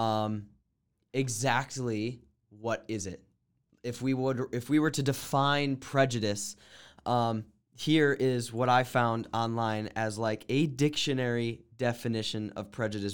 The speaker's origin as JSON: {"language": "English", "region": "New Mexico", "country": "United States", "tie": "born or raised there", "said": "I grew up in New Mexico"}